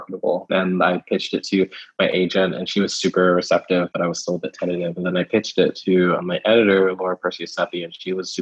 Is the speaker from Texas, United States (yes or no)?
yes; Houston, Texas, United States; also born or lived in Kentucky; moved to Texas when I was like 3 or so. And the first house we lived in was like just outside of Houston proper.